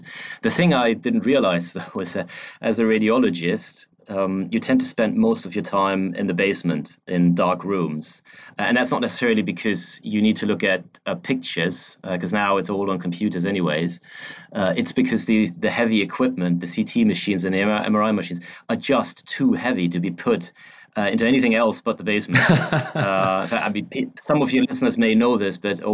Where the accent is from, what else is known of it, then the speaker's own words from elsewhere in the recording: Germany; moved away as an adult; now in London, United Kingdom; I'm originally from Germany.